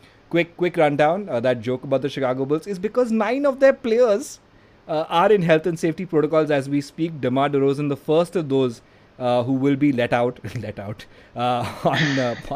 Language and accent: English; India; I'm very Indian